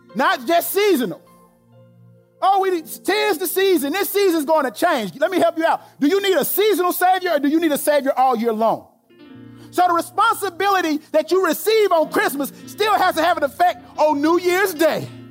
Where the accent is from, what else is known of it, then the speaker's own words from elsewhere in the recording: Alabama, United States; I'm from Alabama